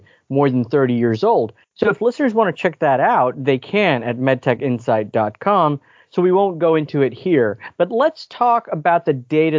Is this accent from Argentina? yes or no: no; Sweden; moved away; I grew up in Sweden in the 90s.